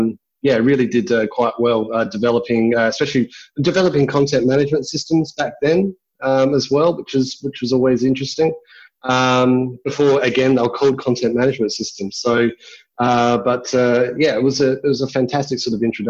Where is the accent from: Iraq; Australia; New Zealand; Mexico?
Australia; Adelaide, South Australia; I'm originally from Adelaide, born and raised here, went to Blackfriars, the high school that I went